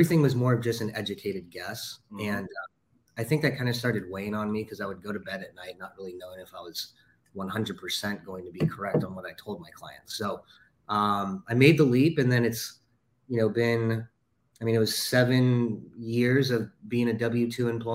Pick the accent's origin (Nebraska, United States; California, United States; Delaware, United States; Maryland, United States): California, United States; Los Angeles; we're both from Los Angeles